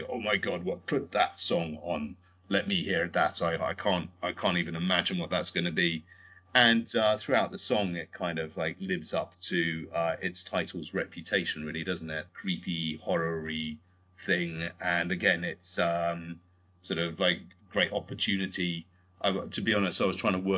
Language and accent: English; United Kingdom; also born or lived in Canada; I'm British, but I'm also Canadian, although you can't really tell from my accent, because my mum grew up in Canada.